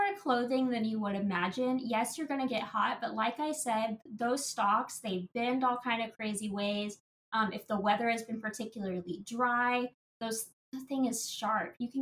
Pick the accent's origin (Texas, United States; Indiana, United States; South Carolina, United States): Indiana, United States; I grew up on a farm as well in Indiana